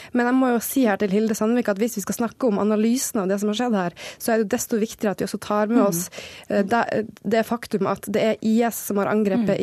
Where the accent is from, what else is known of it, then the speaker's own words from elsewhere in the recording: Norway; vi som nordmenn